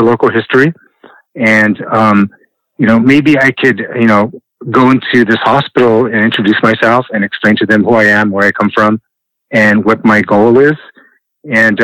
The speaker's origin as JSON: {"language": "English", "town": "Los Angeles", "region": "California", "country": "United States", "tie": "born or raised there", "said": "growing up in Boyle Heights and going to Hollenbeck Park"}